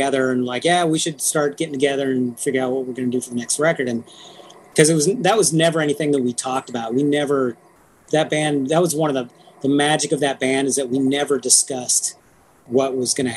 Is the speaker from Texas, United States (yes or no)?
no; Humboldt County, California, United States; us growing up in Humboldt County together